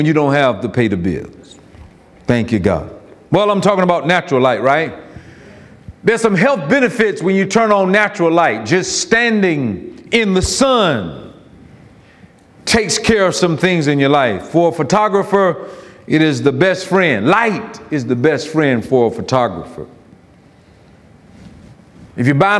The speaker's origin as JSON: {"language": "English", "region": "Florida", "country": "United States", "tie": "born or raised there"}